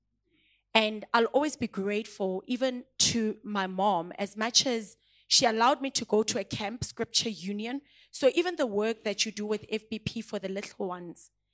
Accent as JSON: {"language": "English", "town": "Pretoria", "region": "Gauteng", "country": "South Africa", "also_born_or_lived": "Klerksdorp, North West, South Africa", "second_language": "English", "moved": "yes", "said": "when I moved from Hammanskraal to Klerksdorp, it's two different areas. I'm from Pitori and I'm going to Botswaneng. I could not even speak the language."}